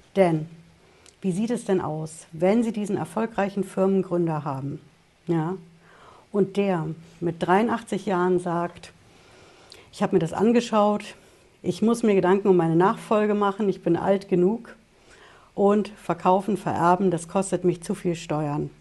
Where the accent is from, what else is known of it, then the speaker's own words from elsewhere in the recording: Germany; bei uns in Deutschland